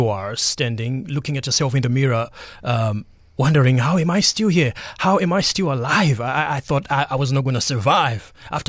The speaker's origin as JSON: {"language": "English", "country": "Zimbabwe", "moved": "yes", "lives_now": "Walmer Dunes, South Africa", "said": "I am originally from Zimbabwe."}